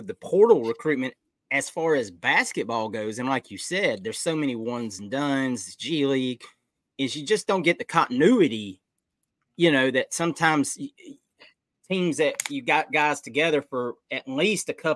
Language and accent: English; Atlanta, Georgia, United States; I grew up in Atlanta